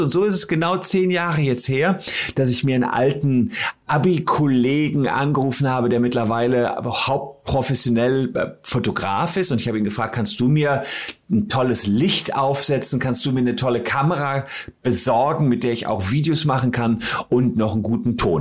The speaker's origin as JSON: {"language": "German", "town": "Gevelsberg", "region": "North Rhine-Westphalia", "country": "Germany", "tie": "born or raised there", "said": "in meiner Heimatstadt Gefelsberg"}